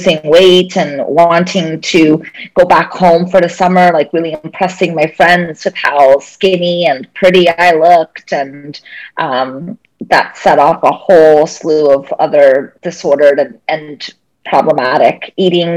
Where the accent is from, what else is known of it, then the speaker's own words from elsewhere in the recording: Maryland, United States; also born or lived in Brazil / Boston; I grew up in Maryland.